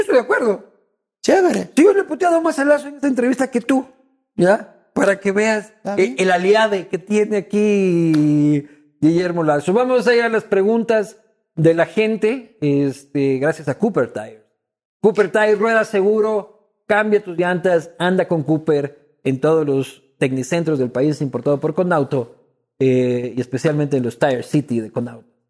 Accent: Ecuador; como ecuatoriano

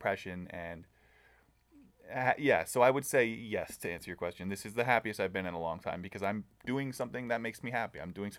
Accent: Southern California, United States; I grew up in Southern California.

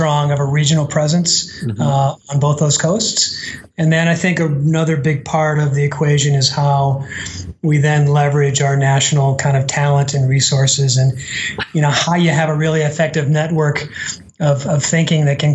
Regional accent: Midwest, United States; I'm from the Midwest

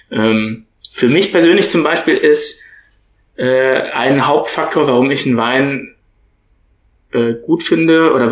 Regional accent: Bad Dürkheim, Rhineland-Palatinate, Germany; Wir kommen ja beide aus Bad Dürkheim.

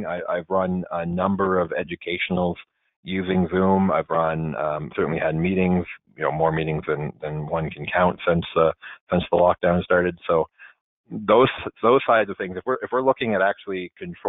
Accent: Nova Scotia, Canada; now in Ottawa, Canada; where I grew up in Nova Scotia

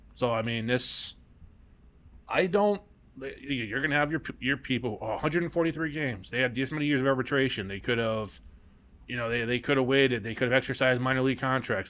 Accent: United States; I'm from America

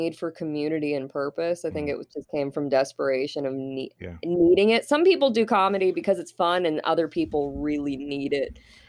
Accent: Fort Wayne, Indiana, United States; I am from Fort Wayne, Indiana. I am born and raised Fort Wayne.

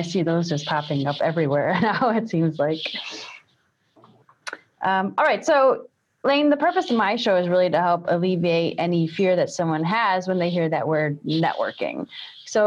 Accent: Milwaukee, Wisconsin, United States; That's my hometown right here.

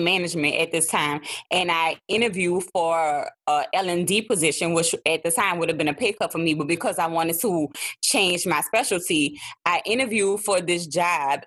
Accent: New Orleans, Louisiana, United States; accent: New Orleans; my New Orleans accent is thick

